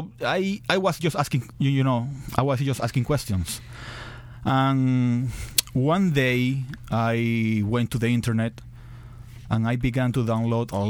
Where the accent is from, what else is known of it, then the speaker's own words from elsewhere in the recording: Venezuela; moved away as an adult; I was born and raised in Venezuela. I live in Venezuela all my life